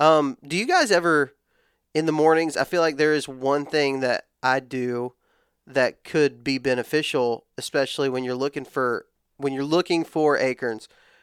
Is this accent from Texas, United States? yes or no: yes; Texas, United States; I'm old enough, but I grew up in West Texas where ladder stands aren't really a thing.